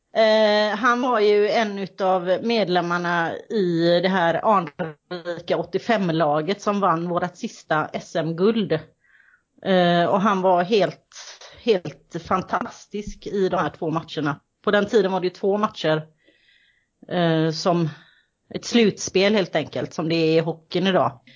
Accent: Kållered, Västra Götaland, Sweden; now in Gothenburg, Sweden; jag kommer ifrån Kållered kan man säga. Jag bor i Göteborg

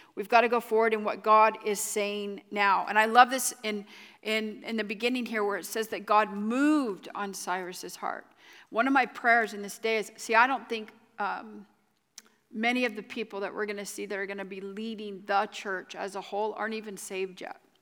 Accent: United States; I am American

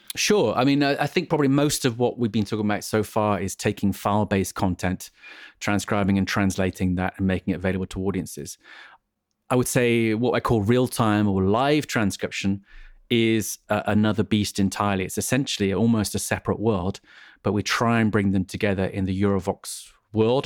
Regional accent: England, United Kingdom; I'm an English person

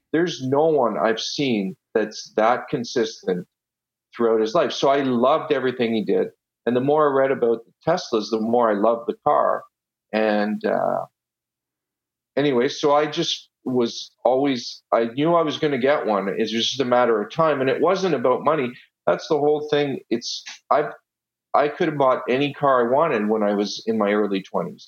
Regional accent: Ottawa, Ontario, Canada; first language Italian; English is a second language; also born or lived in Italy; I was born in Italy, uh, and when I was six years old, we moved to Ottawa and I went. I didn't know a word of English, and I went straight to school

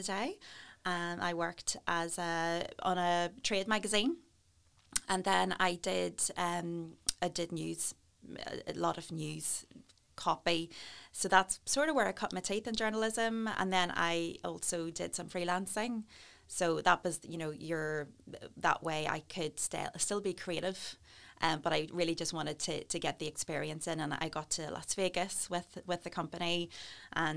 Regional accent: Newry, Northern Ireland, United Kingdom; moved away as an adult; now in Bangor, United Kingdom; I am from Newry, born and bred

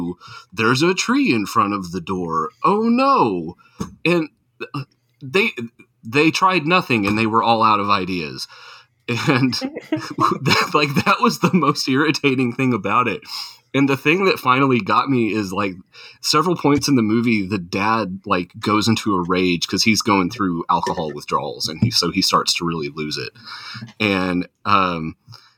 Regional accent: Tornado Alley, United States; I grew up in Tornado Alley

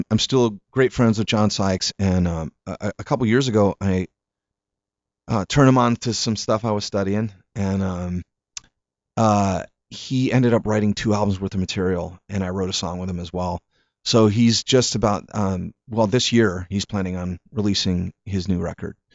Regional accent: Hartford, Connecticut, United States; born there; also born or lived in Italy; I wasn't born in Italy. I was born in Hartford, Connecticut.

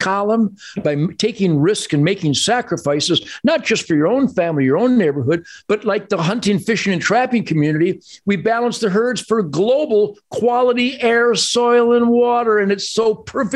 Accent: Detroit, Michigan, United States; I was born in Detroit

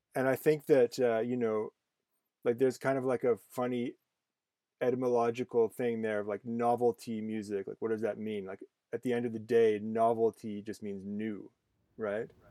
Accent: Canada; I'm Canadian

